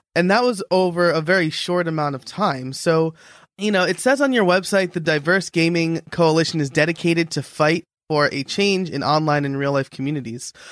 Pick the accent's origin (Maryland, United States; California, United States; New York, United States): New York, United States; now in near Philadelphia, United States; I'm a New Yorker living near Philadelphia